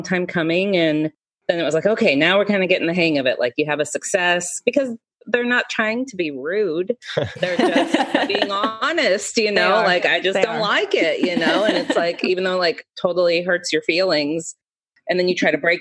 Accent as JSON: {"language": "English", "town": "Marysville", "region": "Washington", "country": "United States", "tie": "born or raised there", "moved": "yes", "lives_now": "Seattle, United States", "said": "I grew up in Marysville"}